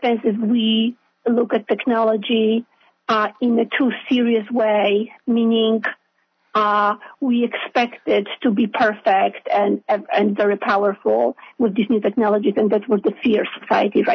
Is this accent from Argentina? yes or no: no; Poland; now in New York, United States; I was born in Poland, so it's a Catholic country.